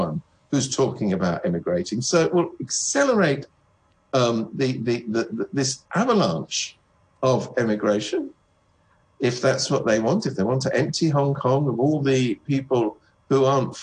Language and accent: English; United Kingdom; I come from Britain